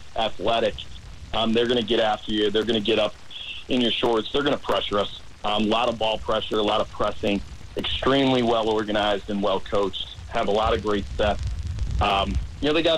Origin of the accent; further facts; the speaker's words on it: Chicago, Illinois, United States; moved away as an adult; I grew up up in Chicago